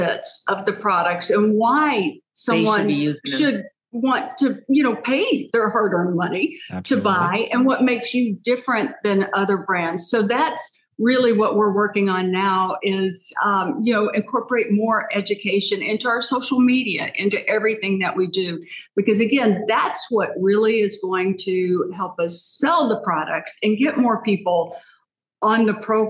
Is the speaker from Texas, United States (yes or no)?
yes; Texas, United States; moved away as an adult; also born or lived in Chicago; now in Arizona, United States; I'm from Texas, and I spent most of my life in Texas